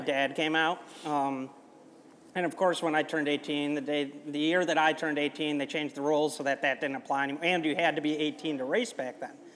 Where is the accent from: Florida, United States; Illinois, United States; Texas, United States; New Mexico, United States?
Illinois, United States; Chicago; I grew up in Wicker Park in Chicago